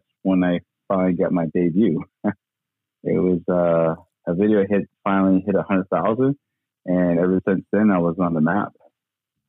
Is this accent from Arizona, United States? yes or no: yes; Page, Arizona, United States; I grew up in Page, and then our school was half and half.